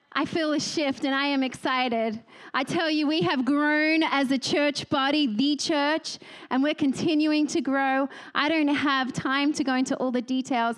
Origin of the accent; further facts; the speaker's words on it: Australia; now in Texas, United States; I'm Australian first and foremost